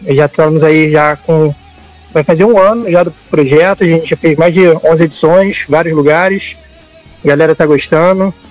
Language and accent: Portuguese; Rio de Janeiro, Brazil; sou aqui do Rio.